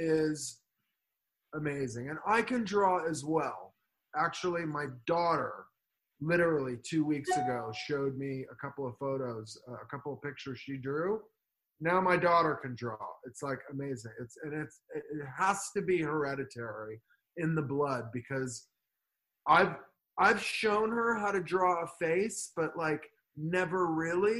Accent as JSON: {"language": "English", "town": "Los Angeles", "region": "California", "country": "United States", "tie": "born or raised there", "also_born_or_lived": "Beverly Hills, California / West Hollywood, California / Malibu, California", "said": "I grew up in the Valley in California, Van Nuys"}